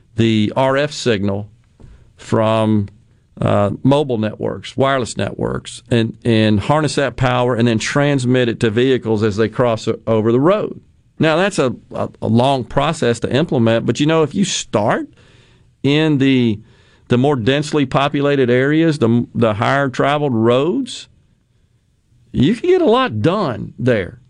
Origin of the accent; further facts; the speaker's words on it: Mississippi, United States; my home state of Mississippi